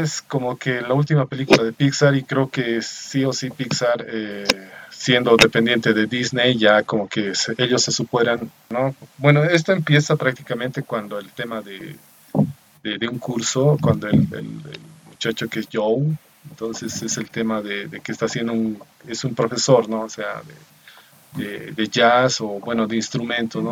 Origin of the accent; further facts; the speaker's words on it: Bolivia; soy de Bolivia.